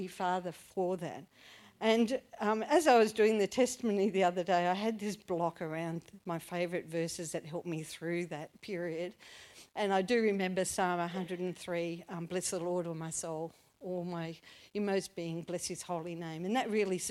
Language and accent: English; Launceston, Tasmania, Australia; I grew up in Launceston, and I had a mum and a dad